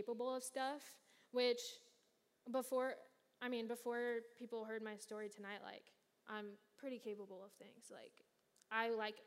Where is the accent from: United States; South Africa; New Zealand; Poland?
United States; Kansas City; moved away; back where I'm from Kansas City